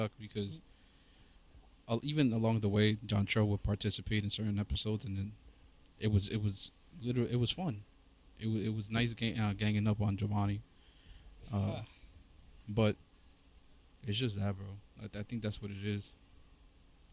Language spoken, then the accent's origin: English; New York City, New York, United States